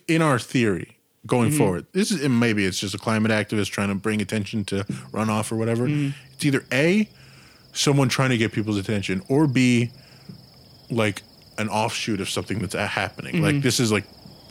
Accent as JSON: {"language": "English", "country": "Australia", "said": "in Australia. I'm from Australia, dude."}